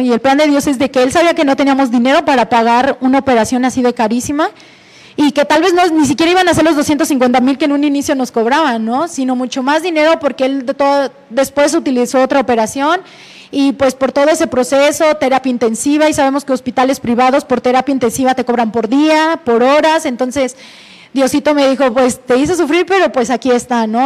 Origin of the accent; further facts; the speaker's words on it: Mexico; soy la primer mexicana en tener este título